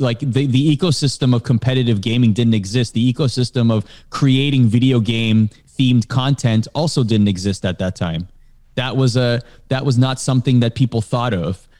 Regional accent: Canada; growing up in Canada, I watched the, uh, Canadian version of Sports Center

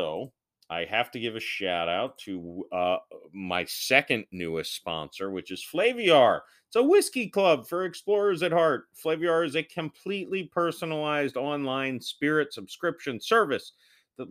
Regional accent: St. Petersburg, Florida, United States; I was born in St. Petersburg, Florida, and I still live here

